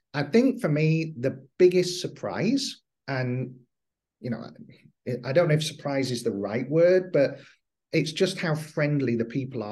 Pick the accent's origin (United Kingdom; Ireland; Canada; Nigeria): United Kingdom; England; Being English